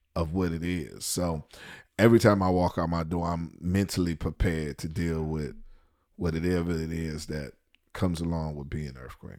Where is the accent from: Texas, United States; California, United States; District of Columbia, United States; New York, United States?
District of Columbia, United States; Washington; moved away as an adult; also born or lived in Atlanta; D C, my hometown